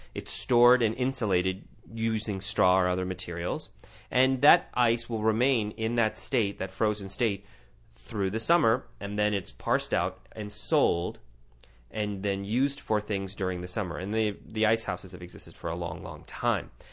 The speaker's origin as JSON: {"language": "English", "town": "Tucson", "region": "Arizona", "country": "United States", "tie": "born or raised there", "said": "sitting here in my hometown of Tucson, Arizona"}